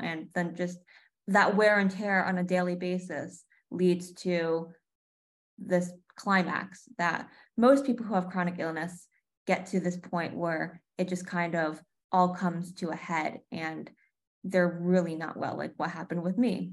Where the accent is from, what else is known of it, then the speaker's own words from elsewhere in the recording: New York, United States; also born or lived in Connecticut / Bay Area, California; now in Los Angeles, United States; I grew up in New York, then moved to Connecticut, and then the Bay Area.